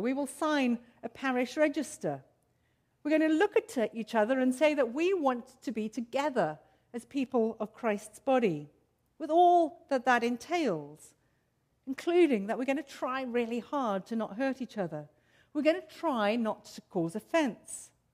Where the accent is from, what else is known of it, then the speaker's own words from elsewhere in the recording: South Africa; moved away; I, as you can, might be able to tell from my accent, grew up in South Africa in racially torn, apartheid ridden South Africa